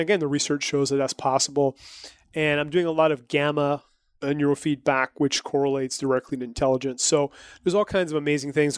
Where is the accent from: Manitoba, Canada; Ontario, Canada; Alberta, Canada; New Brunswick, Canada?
New Brunswick, Canada; I'm from New Brunswick, which is a province